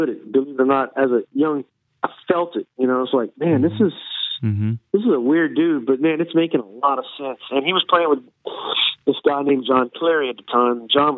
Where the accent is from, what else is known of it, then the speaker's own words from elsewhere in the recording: Lafayette, Louisiana, United States; now in New Orleans, United States; Oh, I was living in Lafayette. Yeah, I was actually born in Lafayette, Louisiana.